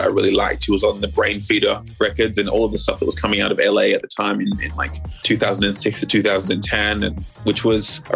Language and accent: English; Sydney, New South Wales, Australia; moved away as an adult; also born or lived in Melbourne, Australia; we quickly moved to Sydney when I was like three, and that was where I grew up for a major portion of my life